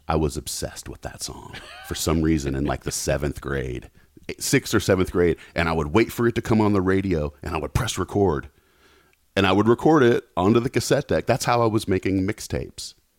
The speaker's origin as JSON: {"language": "English", "town": "Knoxville", "region": "Tennessee", "country": "United States", "tie": "born or raised there", "moved": "yes", "lives_now": "Los Angeles, United States", "said": "I grew up in Knoxville."}